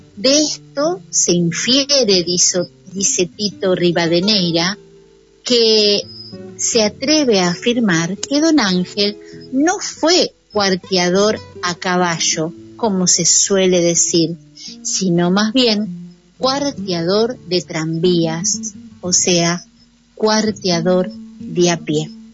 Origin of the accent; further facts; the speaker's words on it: Argentina; nuestro país